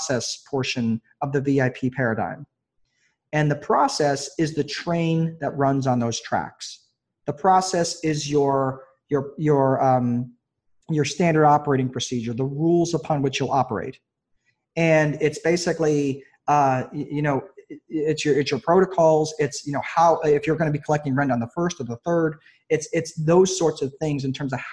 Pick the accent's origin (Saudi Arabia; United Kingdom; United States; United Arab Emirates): United States; New York; now in Indiana, United States; I grew up in New York, in New York State